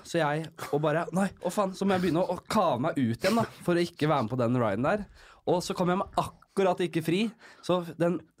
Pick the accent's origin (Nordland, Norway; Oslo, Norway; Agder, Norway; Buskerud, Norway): Oslo, Norway; Vokst opp øverst på Bekkelaget.